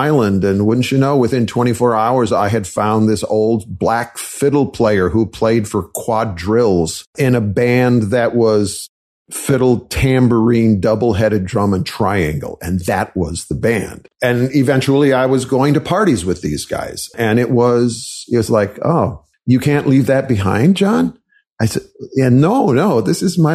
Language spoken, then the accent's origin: English; Wisconsin, United States; I was raised in Wisconsin